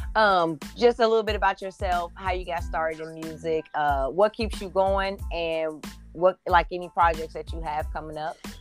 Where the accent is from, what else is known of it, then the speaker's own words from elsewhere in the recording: Indianapolis, Indiana, United States; moved away; I grew up in Indianapolis. I'm not originally from Indiana, but I did spend several years there.